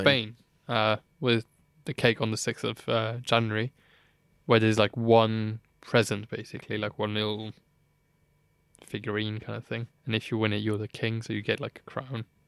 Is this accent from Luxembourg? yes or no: yes; Luxembourg; moved away; I was born in Luxembourg, grew up, like, around, you know, Luxembourgish people